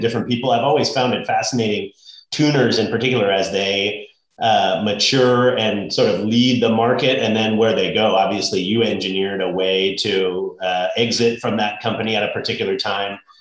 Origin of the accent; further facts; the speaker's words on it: Bay Area, California, United States; I grew up in the Bay Area